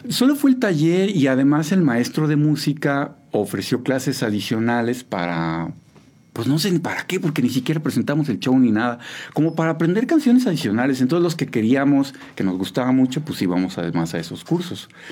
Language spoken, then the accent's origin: Spanish; Mexico City, Mexico; moved away as an adult; now in San Juan del Río, Mexico; Yo nací en la Ciudad de México el 5 de abril de 1972